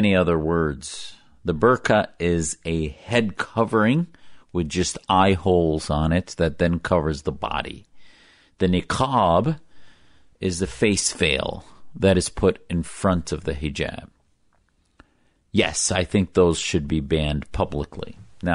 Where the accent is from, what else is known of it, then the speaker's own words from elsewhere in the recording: United States; an American